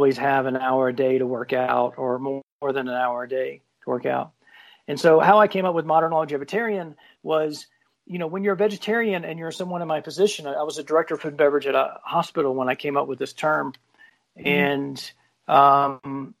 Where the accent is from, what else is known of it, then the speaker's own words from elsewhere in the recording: South Carolina, United States; moved away; I'm from South Carolina originally.